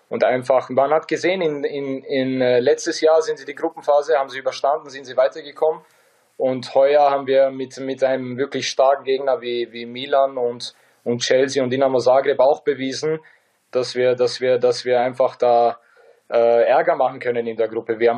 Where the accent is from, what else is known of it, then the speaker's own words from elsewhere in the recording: Bosnia & Herzegovina; Äh, mit 37 so, so Leistungen abzuliefern als, als Bosnier, es macht einfach, es macht einfach ähm, jeden stolz bei uns.